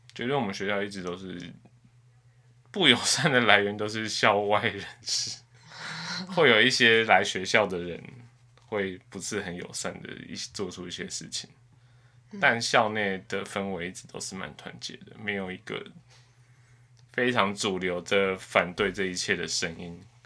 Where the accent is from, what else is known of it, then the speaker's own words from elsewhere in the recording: Taipei, Taiwan; 因为我从小在台北市长大